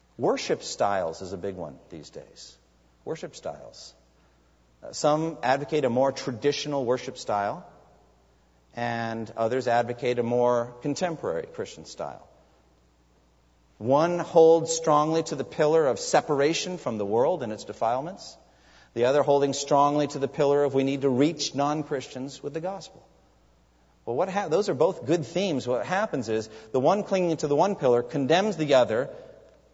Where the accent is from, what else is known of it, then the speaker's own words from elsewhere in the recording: Massachusetts, United States; I'm from Massachusetts